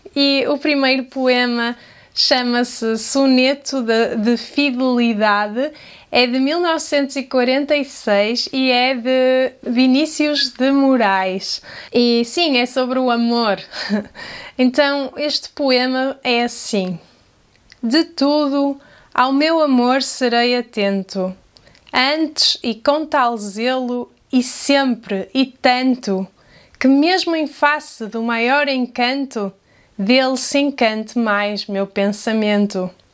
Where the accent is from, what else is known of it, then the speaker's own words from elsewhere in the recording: Portugal; accent: European Portuguese; com o meu sotaque em português de Portugal